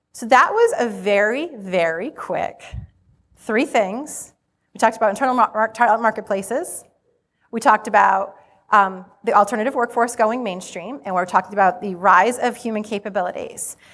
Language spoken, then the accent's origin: English; Rhode Island, United States; accent: Rhode Island; you're gonna be hearing my Rhode Island accent